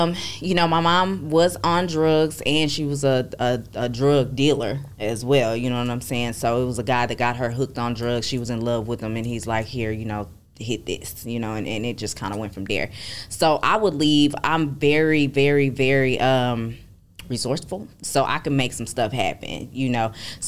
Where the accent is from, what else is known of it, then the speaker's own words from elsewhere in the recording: Arlington, Texas, United States; I'm from Arlington, Texas. That's out there by Dallas, D-Town.